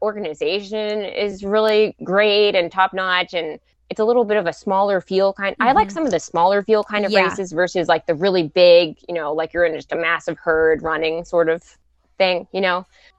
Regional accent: Pittsburgh, Pennsylvania, United States; you know, I'm from Pittsburgh, so I had that May 1st

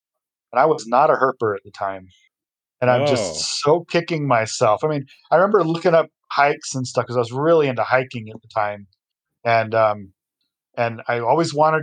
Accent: Rancho, outside Albuquerque, New Mexico, United States; I grew up in Rancho, which is just outside of Albuquerque

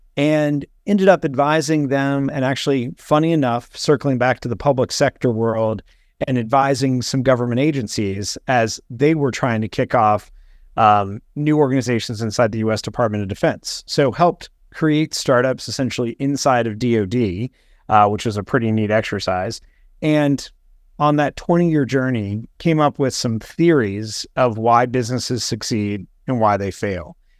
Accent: Morgantown, West Virginia, United States; moved away as an adult; also born or lived in United Kingdom / Washington, D.C.; I grew up in, in West Virginia

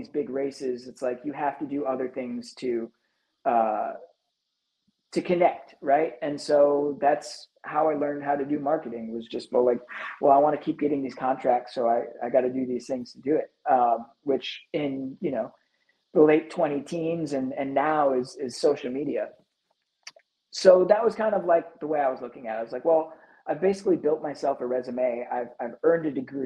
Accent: Chicago, Illinois, United States; as a Chicagoan

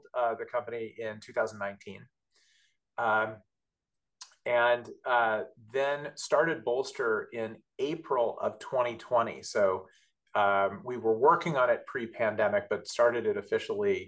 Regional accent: Southern California, United States; moved away as an adult; now in New York City area, United States; I'm from Southern California

